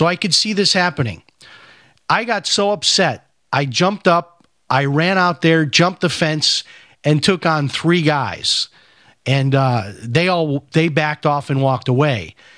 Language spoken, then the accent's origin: English; Chicago, Illinois, United States; When I was growing up in Chicago, I was training in the martial arts.